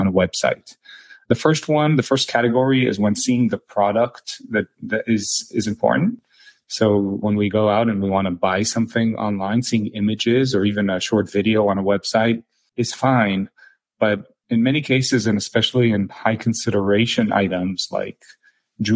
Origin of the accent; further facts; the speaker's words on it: Israel; moved away; also born or lived in Silicon Valley, United States; I spent about half my childhood in Silicon Valley and the other half in Israel. As you can probably tell from my name, I'm originally from Israel.